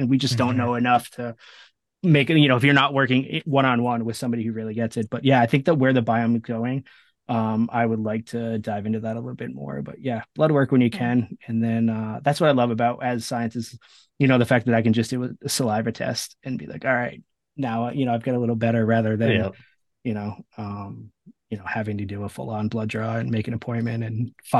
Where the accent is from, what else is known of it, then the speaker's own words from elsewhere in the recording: Rhode Island, United States; I grew up in Rhode Island in the Ocean State